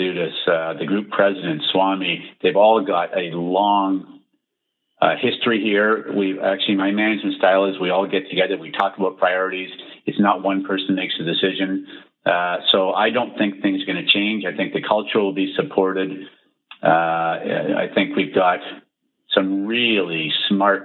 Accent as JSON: {"language": "English", "country": "Canada", "tie": "born or raised there", "said": "I was born in Canada"}